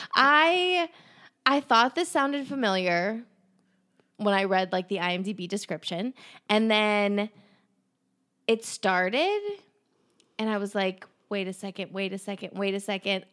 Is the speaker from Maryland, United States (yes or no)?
no; Pittsburgh, Pennsylvania, United States; we're from Pennsylvania, Pittsburgh